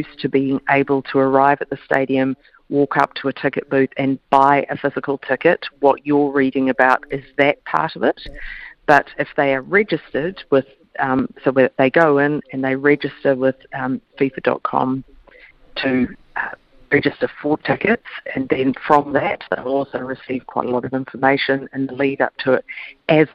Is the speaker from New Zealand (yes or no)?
yes; New Zealand; as a New Zealander